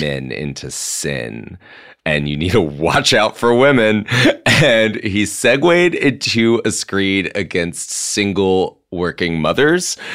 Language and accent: English; Mississippi, United States; moved away; I'm from Mississippi